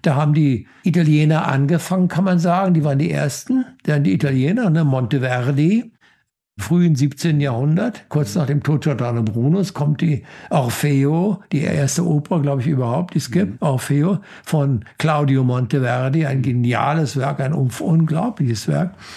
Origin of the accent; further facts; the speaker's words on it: Germany; ich bin gerne Deutscher. Ja, ich bin, ich finde die deutsche Sprache wunderbar und ich bin gerne Deutscher.